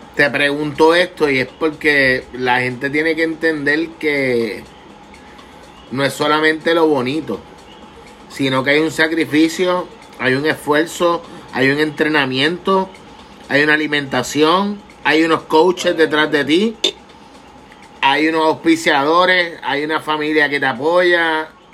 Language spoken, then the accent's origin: Spanish; Puerto Rico; como puertorriqueños